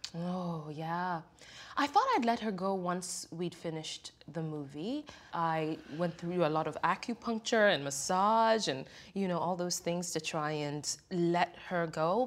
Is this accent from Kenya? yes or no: yes; Kenya; now in United States; growing up in Kenya